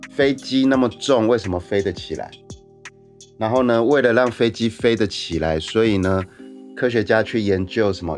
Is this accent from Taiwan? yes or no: yes; Taiwan; 我们台湾人